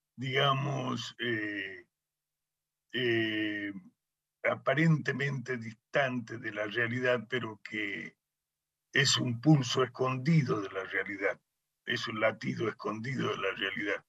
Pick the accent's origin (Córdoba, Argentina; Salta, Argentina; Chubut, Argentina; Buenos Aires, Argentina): Salta, Argentina; moved away as an adult; cuando yo vuelvo a Salta, mi tierra